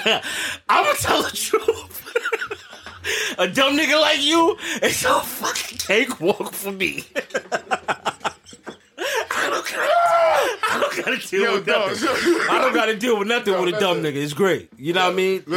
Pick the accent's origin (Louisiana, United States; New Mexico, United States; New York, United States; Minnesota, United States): New York, United States; New York City; I grew up in Harlem. I was born in Harlem Hospital